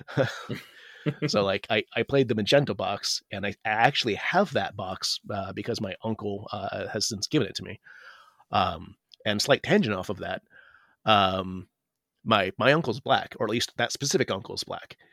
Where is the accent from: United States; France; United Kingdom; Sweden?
United States; I'm Asian American